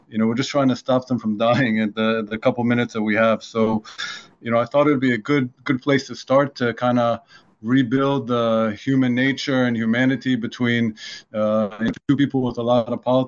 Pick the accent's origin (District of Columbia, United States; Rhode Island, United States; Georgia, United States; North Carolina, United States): District of Columbia, United States; Washington; moved away as an adult; now in Israel; I grew up in Washington, D.C., and my dad's an academic at George Washington